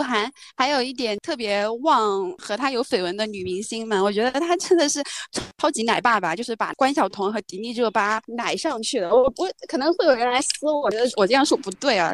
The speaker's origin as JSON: {"language": "Chinese", "country": "China", "said": "我们中国人自己的智慧"}